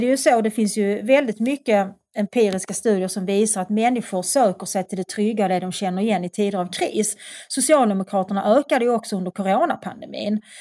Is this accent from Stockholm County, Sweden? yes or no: no; Malmö, Skåne, Sweden; jag, kommer från Skåne, jag är uppväxt i Malmö.